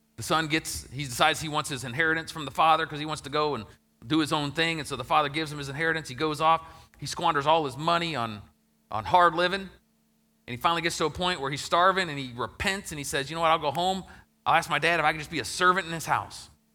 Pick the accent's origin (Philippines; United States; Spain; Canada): United States; Ohio; my hometown that I grew up in, Ohio